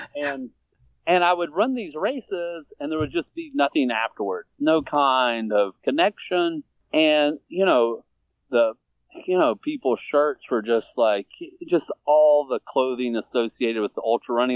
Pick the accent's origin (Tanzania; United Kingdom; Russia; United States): United States; Virginia; now in Atlanta, United States; I was born in Virginia, but I've lived in Atlanta for about 15 years now.